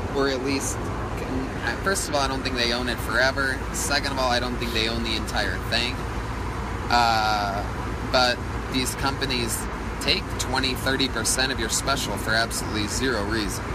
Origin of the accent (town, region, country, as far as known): Ohio, United States; born or raised there